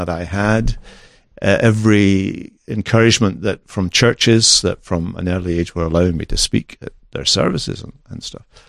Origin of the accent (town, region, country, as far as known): Scotland, United Kingdom; moved away